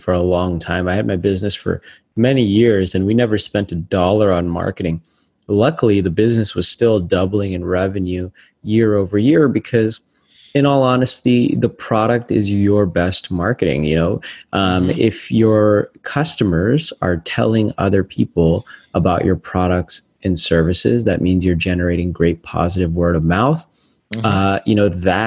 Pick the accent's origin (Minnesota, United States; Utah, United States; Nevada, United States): Nevada, United States; Las Vegas; my hometown of Las Vegas